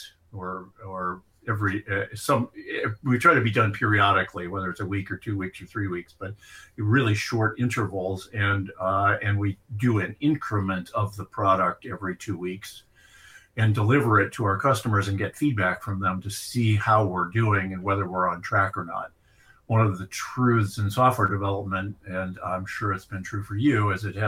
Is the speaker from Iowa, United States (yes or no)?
yes; Iowa, United States; My dad was probably one of the better farmers in the county I grew up in Iowa.